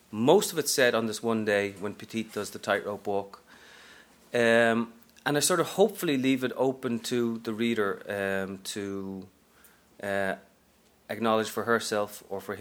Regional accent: Dublin, Leinster, Ireland; moved away as an adult; also born or lived in Texas / Japan; now in New York, United States; I'm from Ireland originally, from Dublin, but I've been here the best part of 15 years now

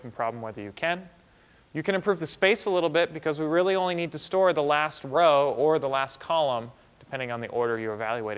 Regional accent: Canada; moved away; Growing up in Canada

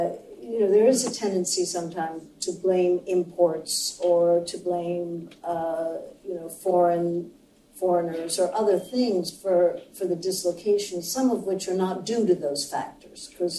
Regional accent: Japan; now in United States; I grew up in Japan

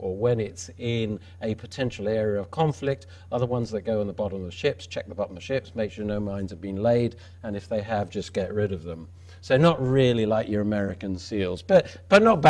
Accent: England, United Kingdom; me as an Englishman

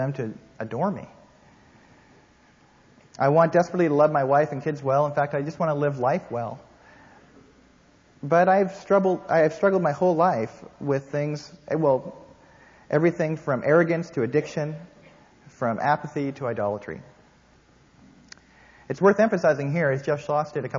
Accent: Canada; now in United States; I am Canadian.

